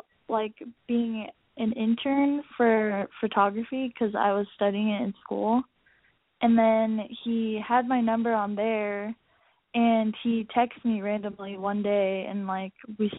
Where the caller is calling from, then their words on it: San Diego, California, United States; I'm 18. I'm coming from San Diego.